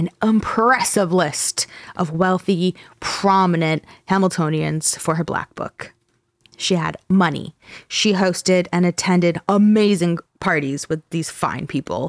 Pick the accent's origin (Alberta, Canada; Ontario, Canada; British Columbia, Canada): Ontario, Canada; Brantford; I'm from Brantford, which I am